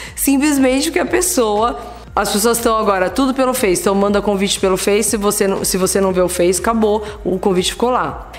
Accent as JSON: {"language": "Portuguese", "country": "Brazil", "tie": "born or raised there", "said": "Ainda bem que eu nasci no Brasil"}